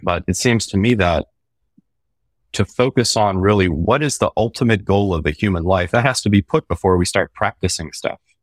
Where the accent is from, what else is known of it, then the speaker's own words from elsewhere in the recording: Baltimore, Maryland, United States; I grew up in Baltimore in an Irish music community